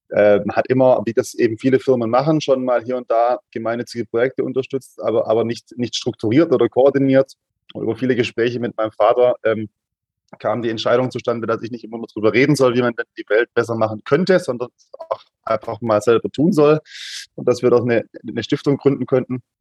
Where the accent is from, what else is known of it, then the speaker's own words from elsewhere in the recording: Stuttgart, Baden-Württemberg, Germany; accent: Swabian; ich komme aus Stuttgart, man merkt es vielleicht an der einen oder anderen Stelle. Das, das, das Schwabentum kann man nicht hundertprozentig verstecken in der Sprache.